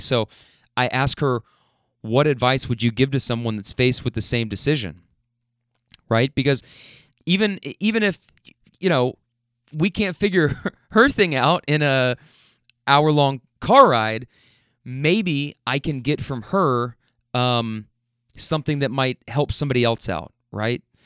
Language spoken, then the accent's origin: English; Louisville, Kentucky, United States; I'm from Louisville